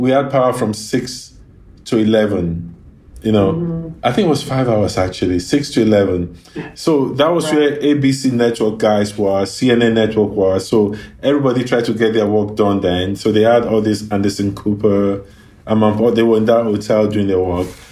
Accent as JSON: {"language": "English", "town": "Ibadan", "region": "Oyo", "country": "Nigeria", "tie": "born or raised there", "moved": "yes", "lives_now": "Los Angeles, United States", "said": "the area I grew up in, there were like Jewish kids uh, there were Lebanese kids"}